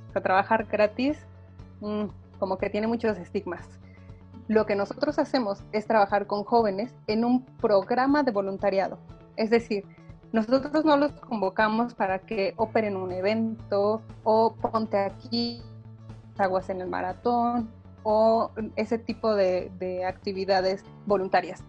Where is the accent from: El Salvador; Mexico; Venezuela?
Mexico; Yo le digo que soy hija de la SEP.